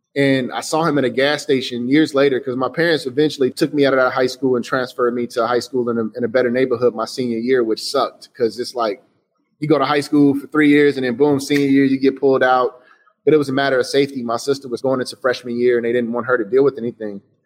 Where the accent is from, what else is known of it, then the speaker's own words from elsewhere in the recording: Chicago, Illinois, United States; I say I'm from Chicago